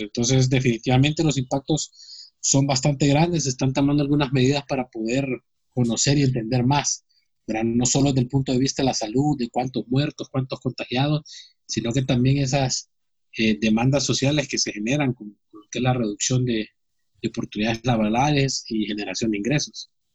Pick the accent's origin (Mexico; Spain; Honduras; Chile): Honduras; nosotros como hondureños